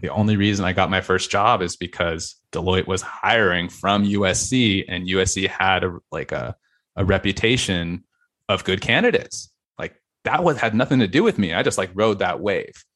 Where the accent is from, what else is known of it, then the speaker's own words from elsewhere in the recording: Fallbrook, California, United States; North County, San Diego